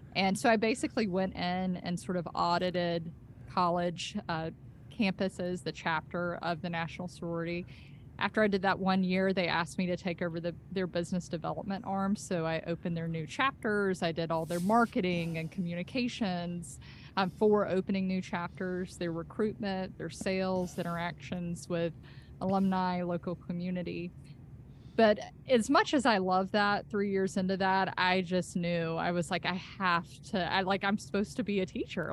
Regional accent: Senoia, Georgia, United States; I grew up on a farm in Sonoy before there were zombies

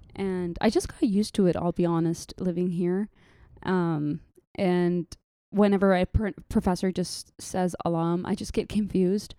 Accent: Saudi Arabia; accent: mixture of Saudi, Lebanese, Jordanian, Palestinian; moved away as an adult; also born or lived in Jordan; now in Dallas, United States; I am, uh, originally a Palestinian Jordanian, and I was raised in Saudi my whole lifetime

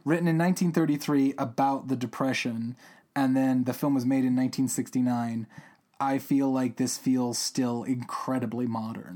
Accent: Albuquerque, New Mexico, United States; my home state of New Mexico

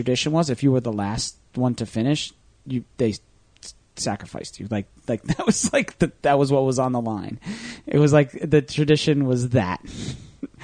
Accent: Manasquan, New Jersey, United States; Manasquan, New Jersey, my hometown

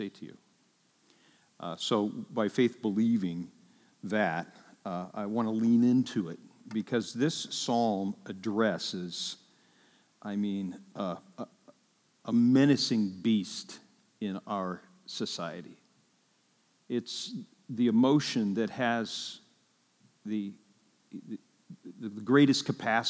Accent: Ireland; I'm Irish

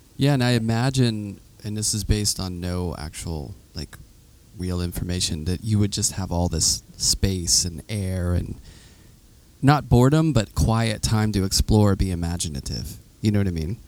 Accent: Pittsburgh, Pennsylvania, United States; I'm from Pittsburgh, and we that's like the vernacular we say. Yeah. I grew up next to Chartier's Creek

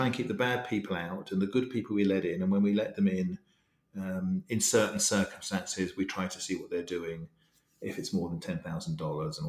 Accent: England, United Kingdom; I'm English

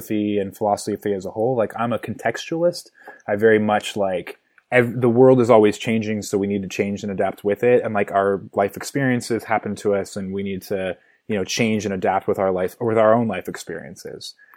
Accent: Milwaukie, Oregon, United States; I was born in a suburb of Portland, Oregon, a little town called Milwaukee

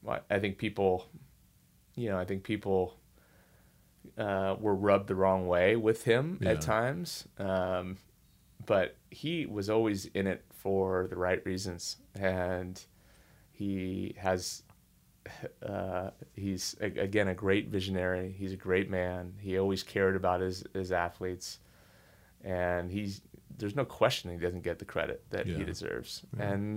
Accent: California, United States; when I was growing up in the Bay Area, like I love Bill Walsh, who was coaching the San Francisco 49ers.

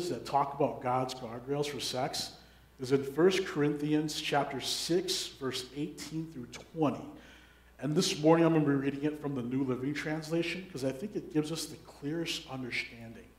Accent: Minneapolis–Saint Paul, Minnesota, United States; I was born and raised in the Twin Cities during the 90s.

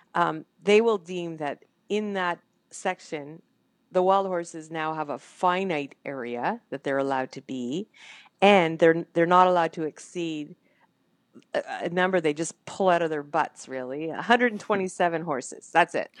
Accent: Canada; I'm a Canadian

